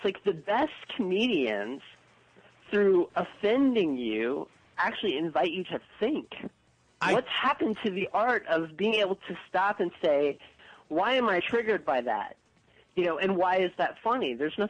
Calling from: Chicago, Illinois, United States; This is Mark. I'm calling from Chicago.

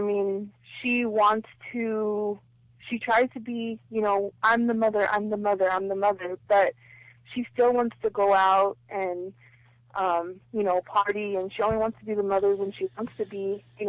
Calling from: San Bernardino, California, United States; I'm calling from San Bernardino.

